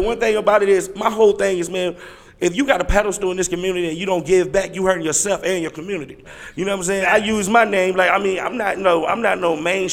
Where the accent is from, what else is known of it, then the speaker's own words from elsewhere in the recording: Lynchburg, Virginia, United States; I'm from the 434. I'm from Lynchburg.